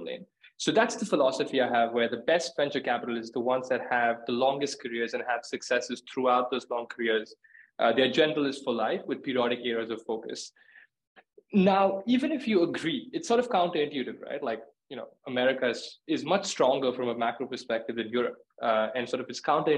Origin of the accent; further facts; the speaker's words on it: India; moved away as an adult; also born or lived in New York, United States / Chicago, United States; now in London, United Kingdom; I was born and raised in India, moved to the US for school